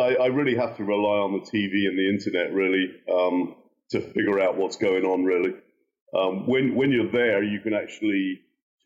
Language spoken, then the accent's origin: English; Southampton, South East England, United Kingdom; now in United States; born and bred in Southampton